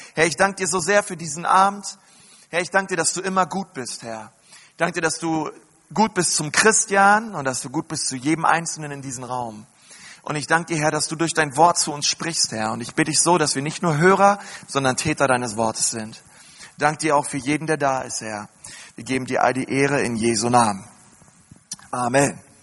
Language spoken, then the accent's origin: German; Berlin, Germany; ich bin in Berlin groß geworden